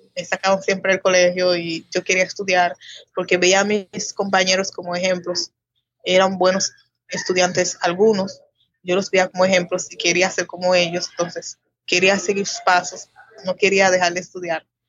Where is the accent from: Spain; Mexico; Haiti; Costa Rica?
Haiti; Saltadero; also born or lived in San Pedro de Macorís, Dominican Republic; En Haití en una parte de la frontera llamada Los Botados. Pero el pueblo se llama Saltadero.